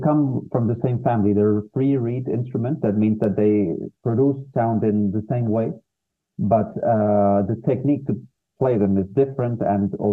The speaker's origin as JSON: {"language": "English", "country": "Peru", "tie": "born or raised there", "moved": "yes", "said": "I was living in my home country, Peru. I'm from Peru"}